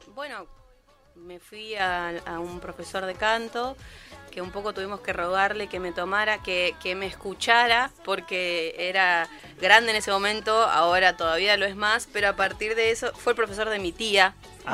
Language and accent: Spanish; Posadas, Misiones, Argentina; moved away; yo vivía en Misiones, soy de Posadas